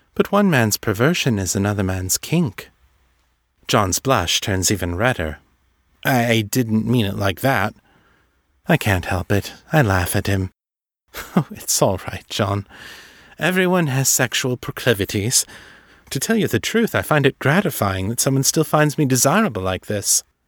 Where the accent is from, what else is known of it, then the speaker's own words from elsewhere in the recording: San Francisco, California, United States; my hometown of San Francisco